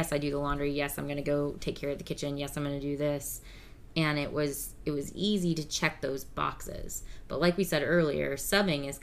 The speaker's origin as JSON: {"language": "English", "region": "the South", "country": "United States", "accent": "Southern", "said": "I don't know if y'all can tell from our accents. We're from the South"}